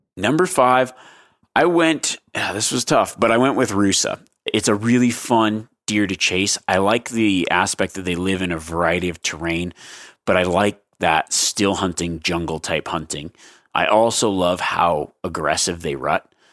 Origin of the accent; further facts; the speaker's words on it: Nevada, United States; I grew up hunting in Nevada